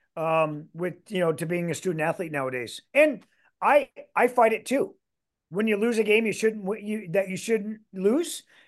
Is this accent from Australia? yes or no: no; Canada; moved away as an adult; also born or lived in Michigan; now in Iowa, United States; I am Canadian